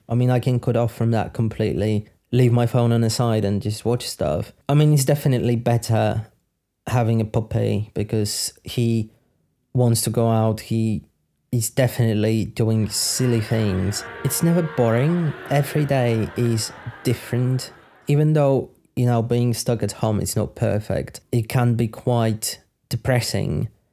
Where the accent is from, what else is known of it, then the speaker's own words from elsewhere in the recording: Poland; moved away as an adult; also born or lived in United Kingdom; I'm from Poland. I lived in Poland for twenty something years. I lived in the U K for seven years.